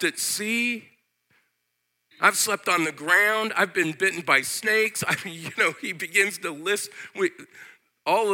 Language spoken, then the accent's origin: English; United States; I as an American